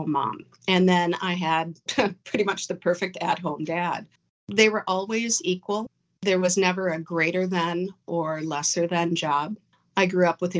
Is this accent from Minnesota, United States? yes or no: yes; Crystal, Minnesota, United States; I grew up in Crystal, Minnesota, which is a northwestern suburb of Minneapolis